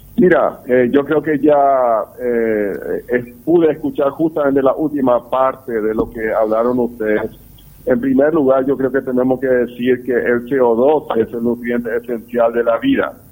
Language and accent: Spanish; Paraguay